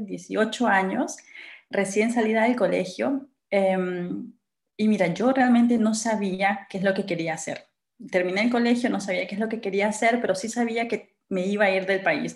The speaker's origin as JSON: {"language": "Spanish", "country": "Peru", "moved": "as an adult", "lives_now": "Germany"}